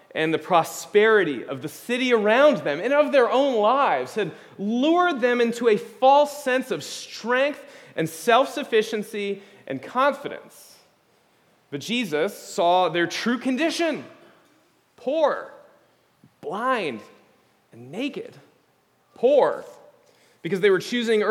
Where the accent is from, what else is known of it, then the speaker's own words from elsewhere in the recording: United States; as American evangelicals